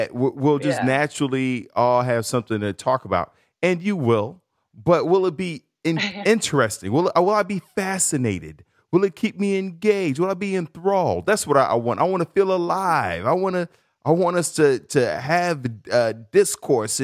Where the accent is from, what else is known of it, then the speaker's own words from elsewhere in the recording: Chicago, Illinois, United States; moved away; I grew up in Chicago